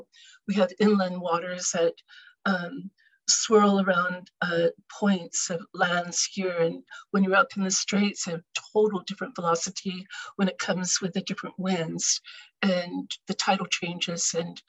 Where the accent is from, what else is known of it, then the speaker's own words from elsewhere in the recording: Squaxin Island, Washington, United States; I am from the Squaxin Island, Sahel Wamish, Topeaksin people of the Salish Seas.